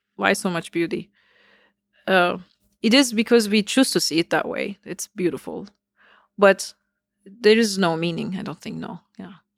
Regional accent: Istanbul, Turkey; moved away as an adult; now in United States; I, uh, was born in Istanbul. So I grew up in Turkey

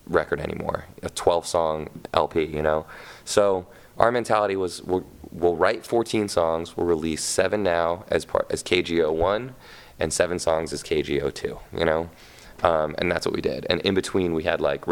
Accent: Los Angeles, California, United States; I grew up in Hollywood

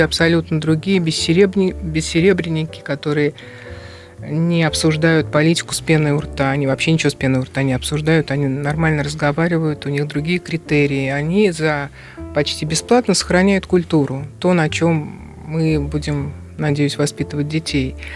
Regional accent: Russia; я из России

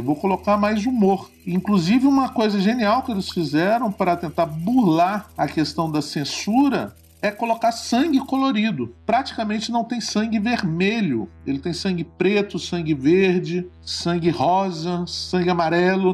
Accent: Guarapari, Espírito Santo, Brazil; sou do Espírito Santo, sou de uma cidade chamada Guarapari e cresci numa aldeia de pescadores

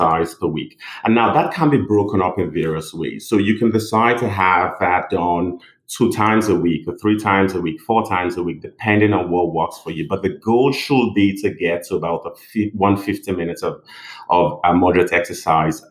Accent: Nigeria; moved away as an adult; also born or lived in England; now in United States; I'm originally from Nigeria. Did my medical school in Nigeria and moved down to England in 2004

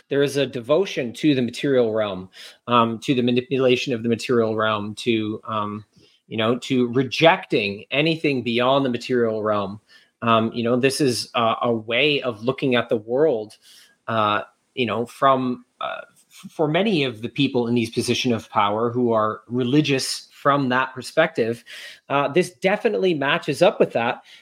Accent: New York City, New York, United States; I grew up

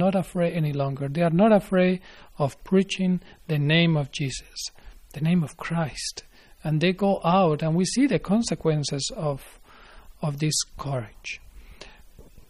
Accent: Spain; moved away; I am from Spain

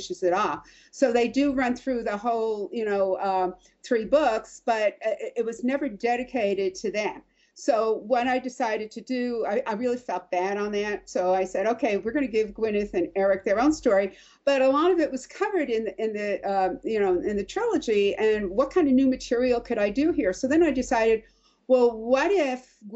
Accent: New York, United States; I'm from New York

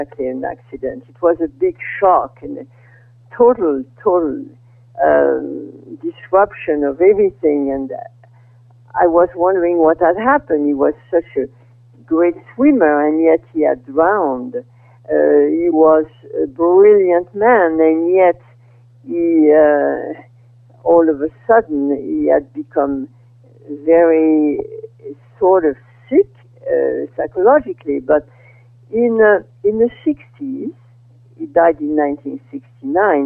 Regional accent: Brittany, France; moved away as an adult; also born or lived in Paris, France / Iowa, United States; now in California, United States; I was born in France in 1930. And I grew up in Brittany during the World War II.

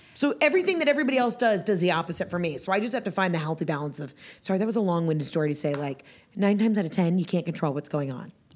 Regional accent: Atlanta, Georgia, United States; also born or lived in Johns Creek, Georgia; I'm from Atlanta, Atlanta

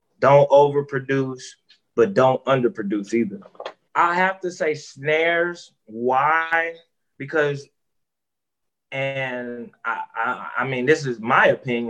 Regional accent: Silver Spring, Maryland, United States; now in St. Louis, United States; I'm originally from Silver Spring, Maryland, residing in St. Louis, Missouri.

